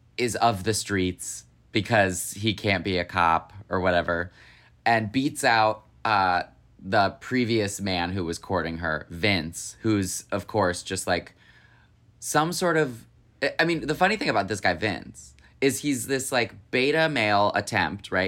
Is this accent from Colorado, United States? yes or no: no; Holly, Michigan, United States; my hometown of Holly, Michigan